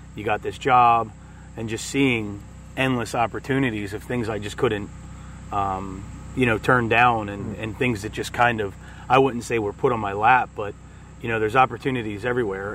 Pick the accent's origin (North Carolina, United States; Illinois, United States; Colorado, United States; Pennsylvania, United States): Pennsylvania, United States; Audubon; also born or lived in Lower Pottsgrove, Pennsylvania; now in Royersford, United States; I grew up in Lower Potts Grove uh, till about second grade, and then moved to uh, Audubon, uh, which was in you know Montgomery County area